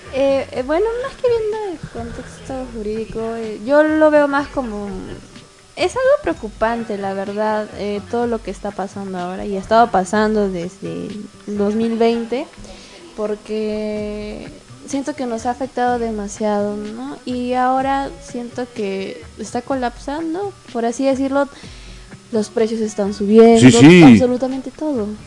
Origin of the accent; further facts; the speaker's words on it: Tacna, Peru; Yo también soy de Tacna